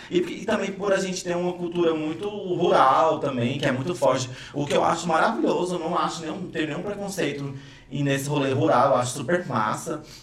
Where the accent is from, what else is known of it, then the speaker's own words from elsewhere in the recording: Goiás, Brazil; Eu odeio shopping e sou goiano.